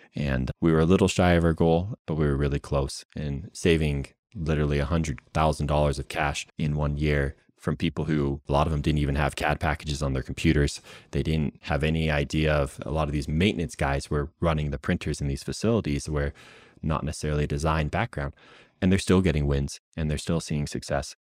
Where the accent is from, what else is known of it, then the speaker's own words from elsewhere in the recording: United States; moved away as an adult; also born or lived in West Coast; now in Utah, United States; before I moved out to Utah, I was out where I grew up in Washington, in Oregon